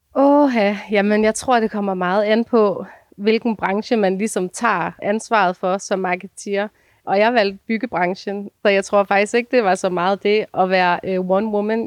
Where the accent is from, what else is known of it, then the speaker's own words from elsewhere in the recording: Denmark; moved away; also born or lived in Copenhagen / Ringsted; jeg er fra Jylland